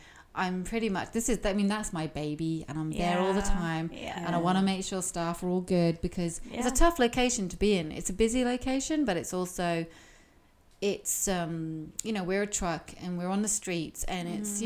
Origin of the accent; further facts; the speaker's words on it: United Kingdom; moved away; I'm British